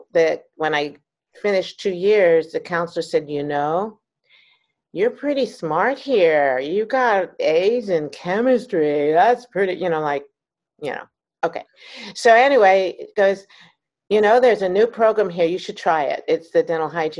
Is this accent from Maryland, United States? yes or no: yes; Maryland, United States; moved away as an adult; also born or lived in California; I grew up in Maryland, okay. Right outside of DC